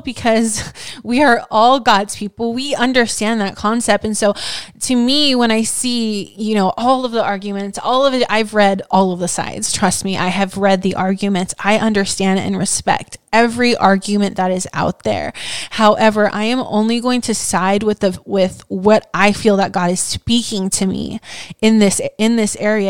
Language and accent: English; Hawaii, United States; moved away; growing up in Hawaii